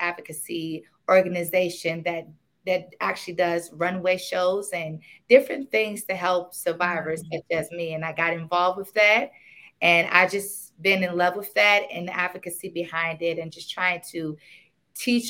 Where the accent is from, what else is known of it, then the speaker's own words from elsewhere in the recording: Maryland, United States; also born or lived in Washington, D.C.; I was born in D.C. and I grew up until I was about 5 years old. And I moved out to Maryland.